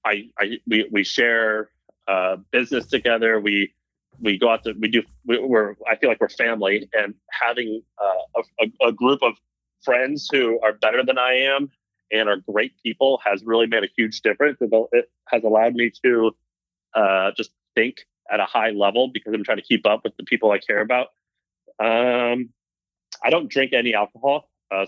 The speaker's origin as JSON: {"language": "English", "region": "Missouri", "country": "United States", "tie": "born or raised there", "also_born_or_lived": "Tennessee / California", "moved": "yes", "lives_now": "San Francisco, United States", "said": "I was raised in Missouri"}